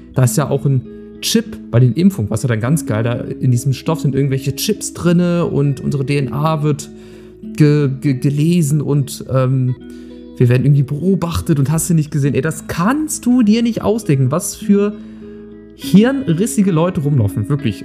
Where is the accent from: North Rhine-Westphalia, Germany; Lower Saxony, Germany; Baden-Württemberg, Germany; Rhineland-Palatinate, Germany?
Lower Saxony, Germany; Bei uns in Niedersachsen